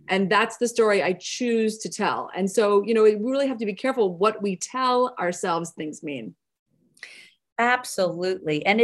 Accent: Southern United States, United States; also born or lived in New York; now in Los Angeles, United States; I'm I'm a Southerner. I've lost my accent, but I am a Southerner.

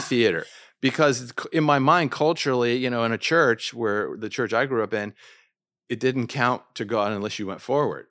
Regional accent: Washington, District of Columbia, United States; moved away as an adult; also born or lived in Jordan; I'm from Washington, D C

